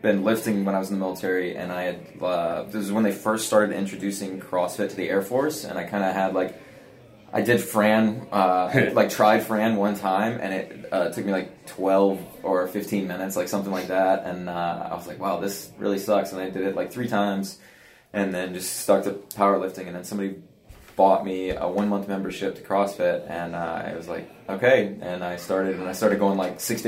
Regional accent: North Carolina, United States; also born or lived in Providence, Rhode Island / Florida; now in Atlanta, United States; I was originally not from there. I was from North Carolina

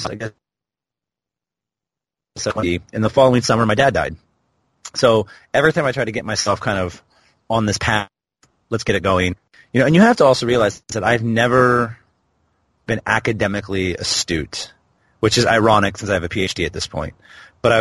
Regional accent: Portland, Oregon, United States; now in Dubai, United Arab Emirates; my hometown, which is Portland, Oregon

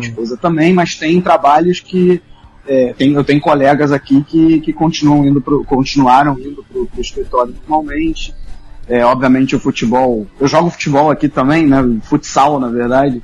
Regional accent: Brazil; now in Duisburg, Germany; quando a gente é brasileiro

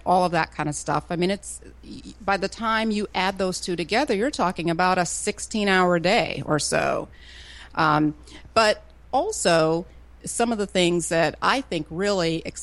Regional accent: Florida, United States; now in Atlanta, United States; I grew up in Florida

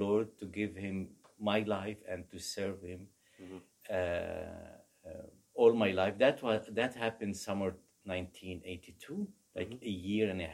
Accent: Aleppo, Aleppo Governorate, Syria; English is a second language; moved away as an adult; also born or lived in Beirut, Lebanon; Everything began in Aleppo, Syria, north of Syria. And I grew up in Orthodox family

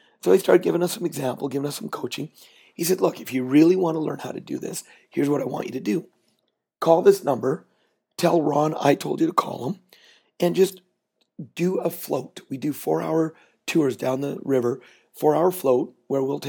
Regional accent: Canada; I'm Canadian

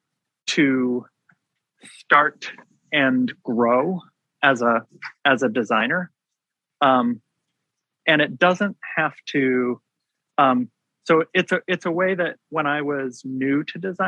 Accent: Washington, United States; now in Maryland, United States; I grew up in Washington State

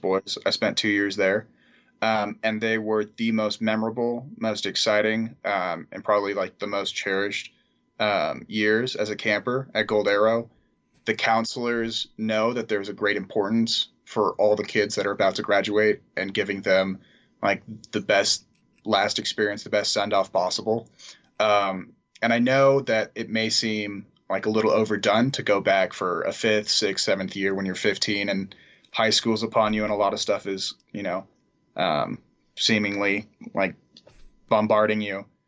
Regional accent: San Marino, California, United States; I'm from San Marino, California, so right next to Pasadena

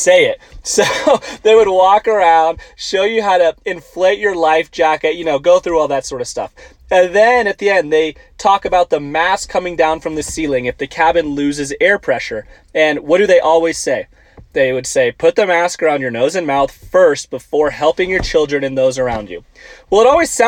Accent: Tucson, Arizona, United States; moved away as an adult; now in Auburn, United States; I grew up in Tucson, Arizona

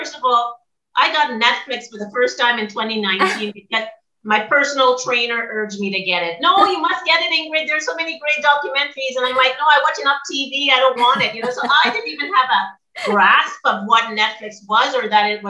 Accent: Nova Scotia, Canada; now in Ontario, Canada; I'm in Ontario right now, but I'm from Nova Scotia and I had no idea this was happening.

